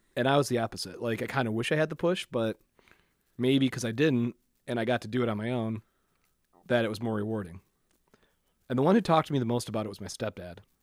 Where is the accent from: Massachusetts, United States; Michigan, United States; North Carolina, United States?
Michigan, United States; Waterford; also born or lived in Clarkston, Michigan; I grew up in Waterford.